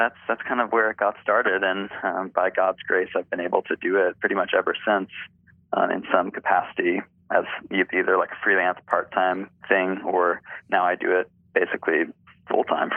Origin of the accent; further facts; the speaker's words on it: Kansas City, Missouri, United States; I grew up in Kansas City and, you know, Baptist upbringing